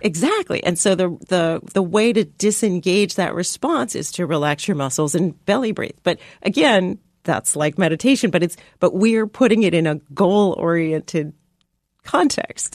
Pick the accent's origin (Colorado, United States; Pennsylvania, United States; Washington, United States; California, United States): California, United States; San Diego; I grew up in San Diego